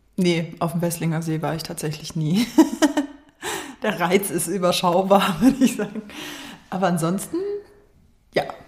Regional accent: Germering, Bavaria, Germany; ich komme aus Germering

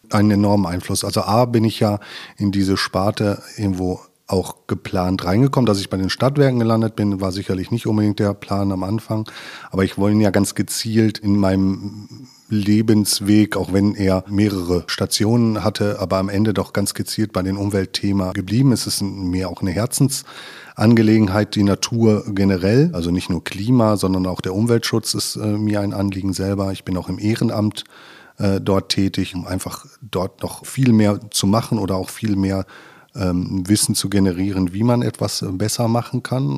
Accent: Ruhr area, Westphalia / Sauerland border, North Rhine-Westphalia, Germany; also born or lived in Lemgo, Lippe; now in Lippe, Germany; ich bin aus dem Ruhrgebiet, ähm, quasi Westfale halber Sauerländer. Das ist irgendwie so ein Grenzgebiet, wo ich aufgewachsen bin

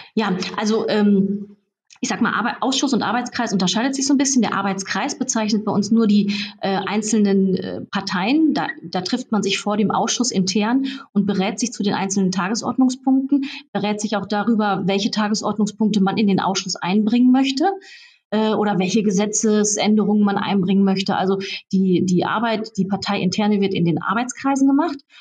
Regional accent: Raden, North Rhine-Westphalia, Germany; Ich bin zum Beispiel Stadtverbandsvorsitzende der CDU bei uns in Raden, in Sina und meiner Heimatstadt

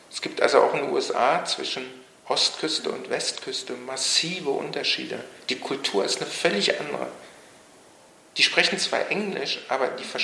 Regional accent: Berlin, Germany; die wissen nicht, dass ich aus Berlin komme

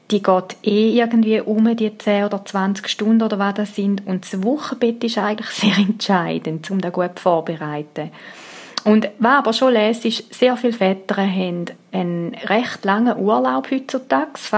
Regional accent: Switzerland; Und ich meine, die Läden haben offen bei uns in der Schweiz.

